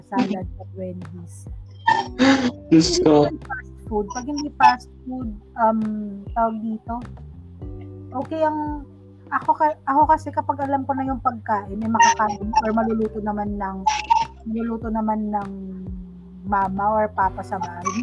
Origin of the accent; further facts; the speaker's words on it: Ilocano, Ilocos Region, Philippines; as an Ilocano.